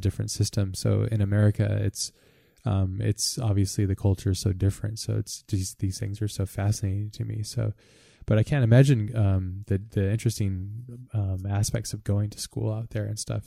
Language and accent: English; United States; as an American